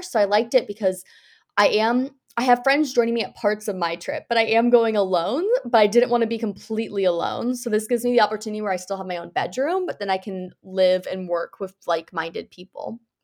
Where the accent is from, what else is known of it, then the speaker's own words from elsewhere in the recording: United States; I'm originally from the United States